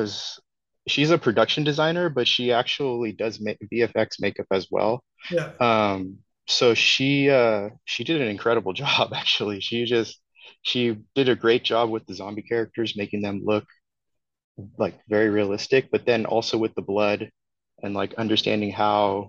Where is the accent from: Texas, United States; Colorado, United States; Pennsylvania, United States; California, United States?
California, United States; Redwood City; Redwood City, which is my hometown